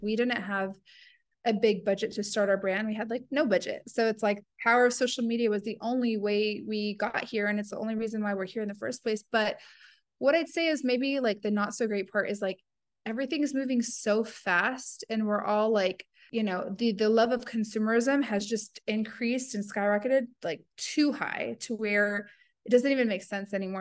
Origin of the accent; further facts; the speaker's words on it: the South, United States; moved away as an adult; now in Dubai, United Arab Emirates; growing up in the South